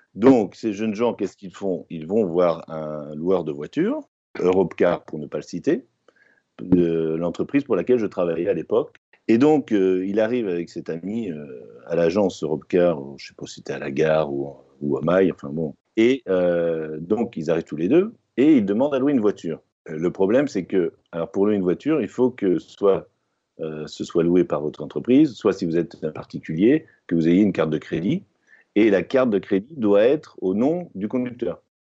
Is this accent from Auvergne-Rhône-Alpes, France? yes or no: no; Rennes, Brittany, France; Je suis né à Rennes.